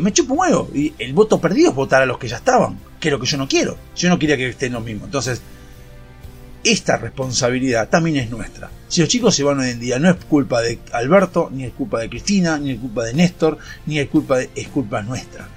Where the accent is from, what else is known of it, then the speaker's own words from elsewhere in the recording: Argentina; ese gen maligno que tenemos como argentinos